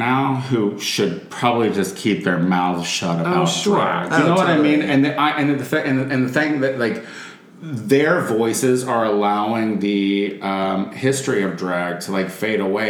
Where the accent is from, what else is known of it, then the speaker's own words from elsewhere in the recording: Chicago, Illinois, United States; now in Los Angeles, United States; I represented Chicago, so I was like, I'm from Chicago